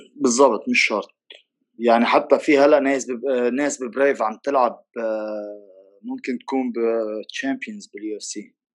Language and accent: Arabic; Lebanon; عندنا بلبنان